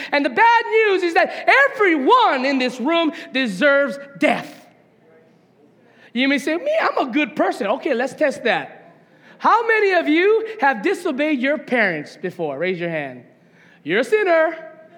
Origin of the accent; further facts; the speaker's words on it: Hawaiian homestead, United States; moved away as an adult; also born or lived in Las Vegas, Nevada; I grew up in the Hawaiian homestead